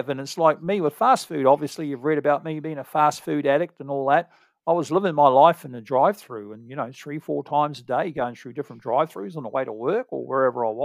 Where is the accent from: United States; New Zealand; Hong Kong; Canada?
New Zealand; as a Kiwi living near in America